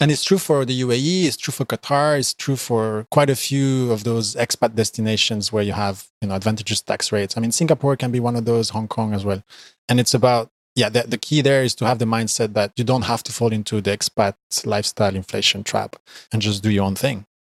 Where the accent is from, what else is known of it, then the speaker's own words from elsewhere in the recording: Belgium; I am from Belgium, and I currently live in Belgium.